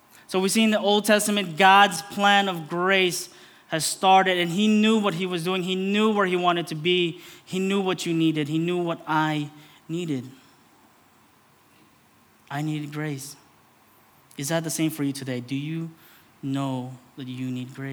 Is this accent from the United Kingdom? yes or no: no; Philippines; as a Filipino man, a brown man